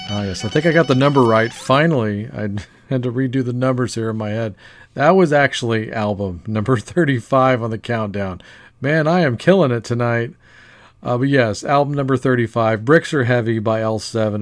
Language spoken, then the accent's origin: English; Louisiana, United States; moving all the way over from Denmark to my home state of Louisiana